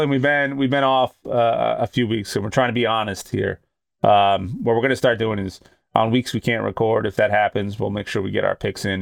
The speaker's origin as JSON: {"language": "English", "town": "Boston", "region": "Massachusetts", "country": "United States", "said": "I'm from Boston"}